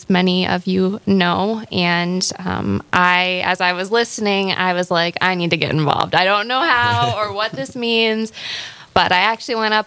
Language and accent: English; Valley City, North Dakota, United States; moved away as an adult; also born or lived in Jamestown; I am from Valley City, which is my hometown. Grew up there.